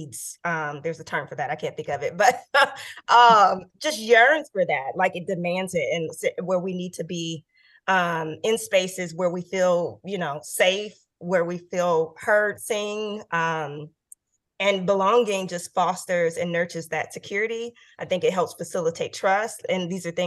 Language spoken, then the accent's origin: English; Oakland, California, United States; also born or lived in New Haven, Connecticut; my friends that I grew up with in Oakland